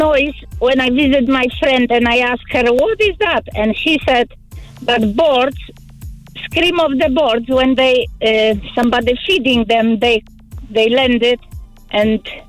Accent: Poland; English is a second language; now in Ireland; I'm Polish and my English is not very well.

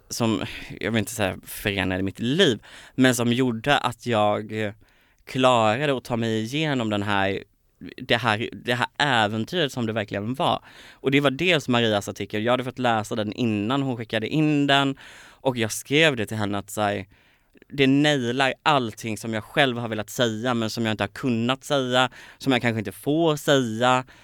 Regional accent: Kalmar, Kalmar County, Sweden; Så var det dels Kalmar, jag kommer från Kalmar, det är ingen kalmarit som har blivit uppmärksammad i Melodifestivalen

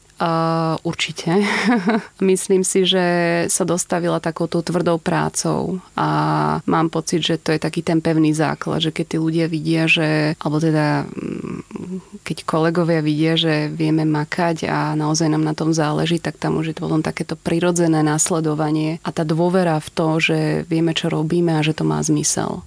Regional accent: Púchov, Trenčín Region, Slovakia; moved away as an adult; now in Bratislava, Slovakia; Pochádzam z Púchova

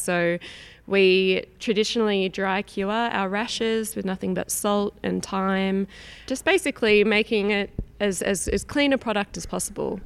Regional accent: Sydney, New South Wales, Australia; moved away as an adult; also born or lived in Northern Rivers, Australia; I'm originally from Sydney, Australia

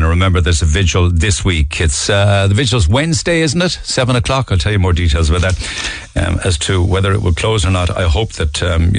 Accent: Munster, Ireland; now in Canada; I'm listening to you from Canada, and I'm from North Cork myself.

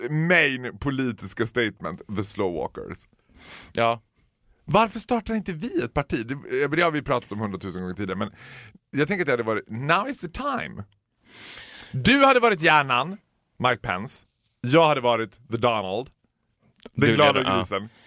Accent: Germany; Nej, jag är ju tysk.

